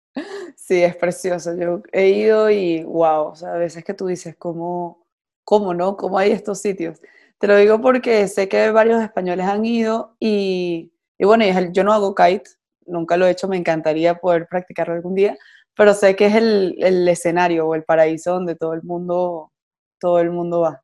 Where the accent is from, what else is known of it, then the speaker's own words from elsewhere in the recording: Venezuela; yo soy de Venezuela